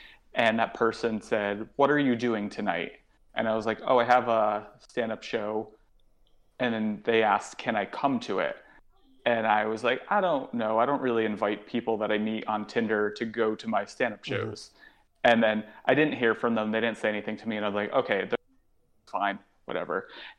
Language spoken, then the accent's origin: English; New York, United States; because being a New Yorker, I'm never really home